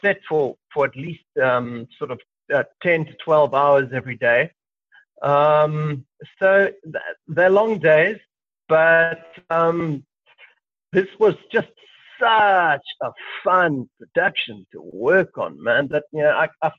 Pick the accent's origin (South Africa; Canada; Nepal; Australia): South Africa; being a South African